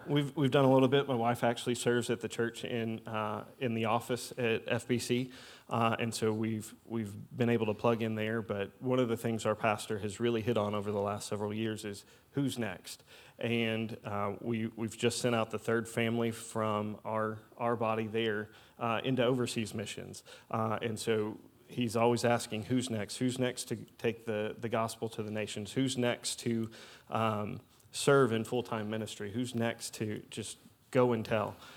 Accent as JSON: {"language": "English", "town": "Louisville", "region": "Kentucky", "country": "United States", "also_born_or_lived": "Indiana", "moved": "as an adult", "lives_now": "Southern Illinois, United States", "said": "I'm originally from Louisville, Kentucky"}